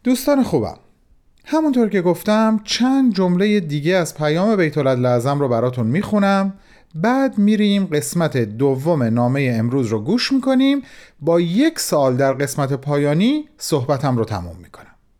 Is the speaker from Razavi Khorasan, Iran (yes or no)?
yes; Mashhad, Razavi Khorasan, Iran; به عنوان یک مشهدی